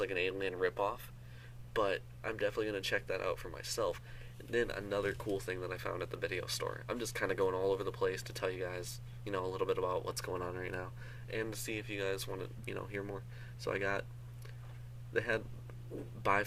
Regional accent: Michigan, United States; also born or lived in Seattle, Washington, United States; I live in Michigan. I'm originally from Seattle. I moved here when I was like 6 or 7 years old

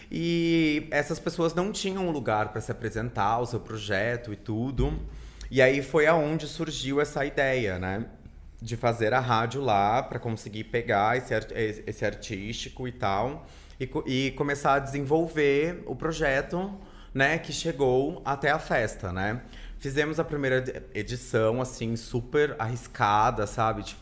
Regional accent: Rio de Janeiro, Brazil; born there; also born or lived in Louveira / Campinas; eu sou nasci no Rio, né? Vim para São Paulo com os meus pais.

